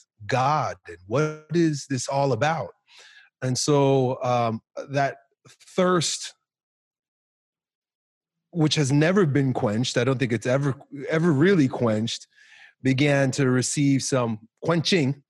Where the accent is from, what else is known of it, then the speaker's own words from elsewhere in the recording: Long Island, New York, United States; growing up in Long Island, New York